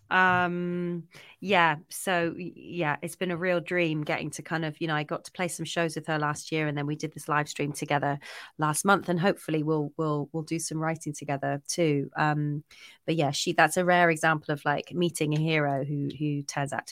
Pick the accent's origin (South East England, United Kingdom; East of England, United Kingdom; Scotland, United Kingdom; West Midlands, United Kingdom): Scotland, United Kingdom; I'm actually Scottish. I've just got a really useless kind of boring accent that's been kind of, you know, it's just disappeared over the years.